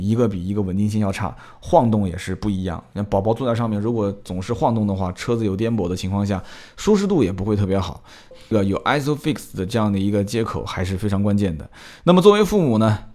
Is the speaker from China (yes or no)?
yes; Nanjing, Jiangsu, China; 我的老家啊，在南京